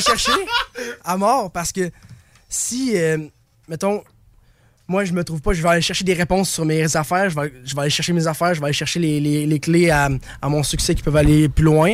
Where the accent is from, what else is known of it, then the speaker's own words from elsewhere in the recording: Baie-Saint-Paul, Quebec, Canada; on vient de Baie-Saint-Paul